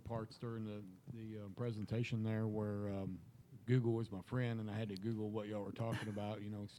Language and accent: English; Weatherford, Texas, United States; I'm from Weatherford, Texas.